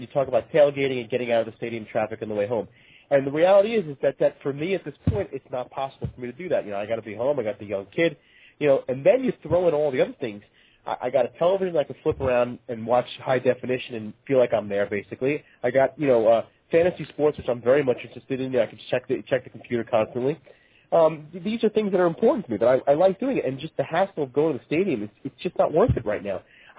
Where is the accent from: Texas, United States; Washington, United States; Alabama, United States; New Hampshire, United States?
Texas, United States; I'm from Texas, too.